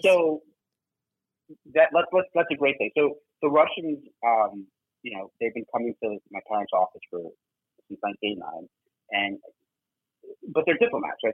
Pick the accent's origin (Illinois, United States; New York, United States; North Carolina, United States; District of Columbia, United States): New York, United States; as a New Yorker